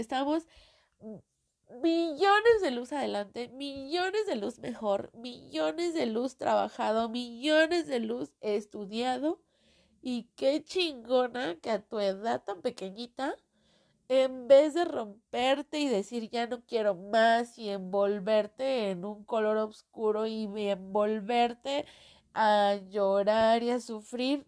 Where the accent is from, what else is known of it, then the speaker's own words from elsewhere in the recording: Mexico; accent: Mexican; Yo soy mexicana, creo que ya lo notaron en el acento